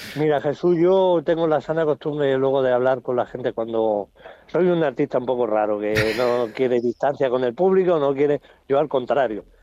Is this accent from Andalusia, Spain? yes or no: yes; Jaén, Andalusia, Spain; por Jaén, por supuesto, por mi tierra